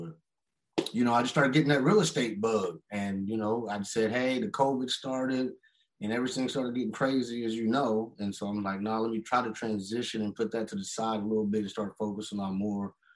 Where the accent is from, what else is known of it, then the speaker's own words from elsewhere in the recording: Kansas City, Missouri, United States; I'm from Kansas City, Missouri, born and raised